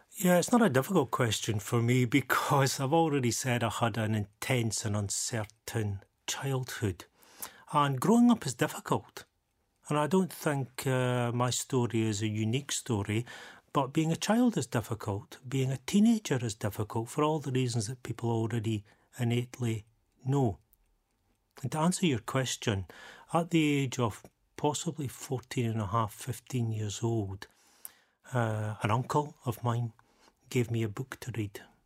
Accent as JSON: {"language": "English", "town": "Dundee", "region": "Scotland", "country": "United Kingdom", "tie": "born or raised there"}